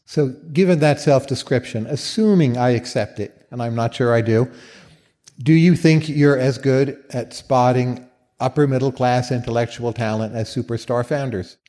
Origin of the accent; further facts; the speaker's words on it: Northern Virginia, United States; also born or lived in Northeast US; I come from Northern Virginia, the Washington D.C. area